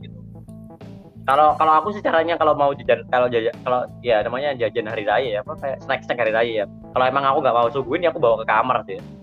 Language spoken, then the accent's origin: Indonesian; East Java, Indonesia; aku ini dari Jawa Timur